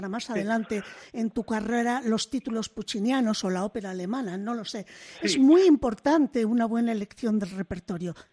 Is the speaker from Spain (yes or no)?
yes; Bilbao, Basque Country, Spain; como soy de Bilbao